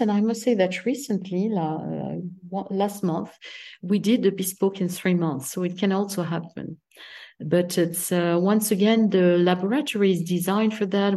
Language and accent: English; south of France, France; English is a second language; also born or lived in Paris, France / Italy; I was raised in Mediterranean countries, south of France